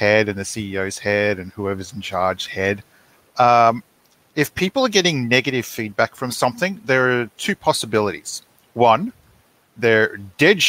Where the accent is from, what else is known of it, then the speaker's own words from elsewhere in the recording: Australia; we're Australian, not American